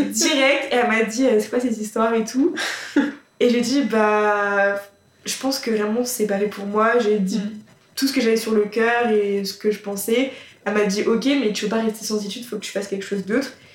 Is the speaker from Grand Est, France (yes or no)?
no; Somme, Hauts-de-France, France; je viens de la campagne, je viens euh, de la Somme, milieu très agricole également